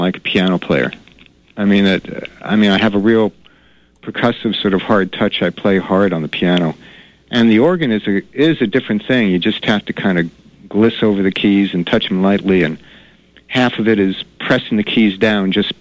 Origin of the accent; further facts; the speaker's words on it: New York, United States; also born or lived in Denver; now in Maine, United States; I grew up in New York